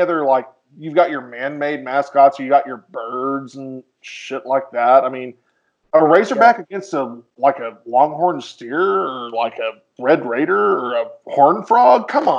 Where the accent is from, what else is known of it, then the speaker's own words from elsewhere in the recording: Missouri, United States; I'm originally from Missouri. Our other friend is from the same town as I'm from.